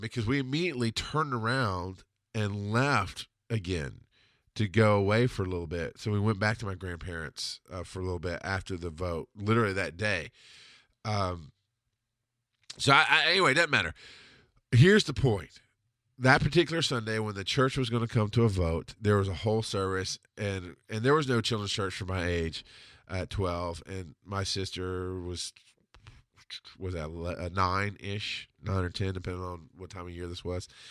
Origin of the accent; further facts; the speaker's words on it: the South, United States; also born or lived in Camilla, Georgia; This was how I was raised in the South